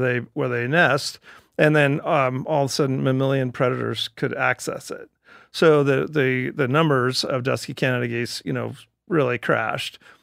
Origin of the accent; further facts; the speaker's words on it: Cottonwood, Idaho, United States; I was born in Cottonwood, Idaho